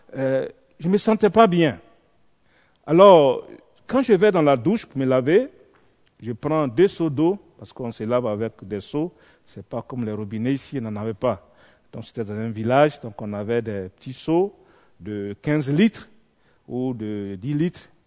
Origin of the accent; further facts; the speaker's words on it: Côte d’Ivoire; Je viens de la Côte d'Ivoire